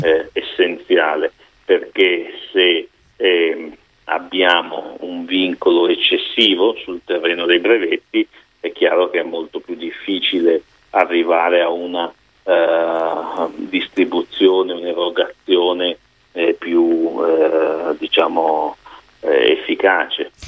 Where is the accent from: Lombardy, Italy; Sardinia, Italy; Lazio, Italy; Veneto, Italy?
Lombardy, Italy; Milan